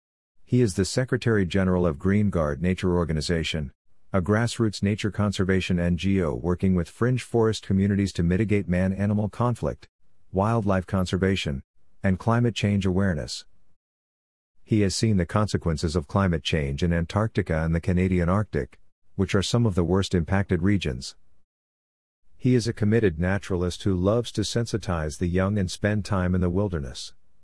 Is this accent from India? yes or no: yes; Assam, India; from Assam, India. I grew up in Assam, India, in the middle of civil unrest